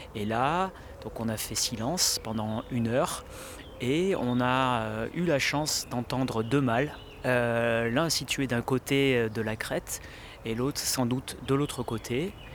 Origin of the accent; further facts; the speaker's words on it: Marseille, Provence-Alpes-Côte d'Azur, France; en tant que Marseillais, que Provençal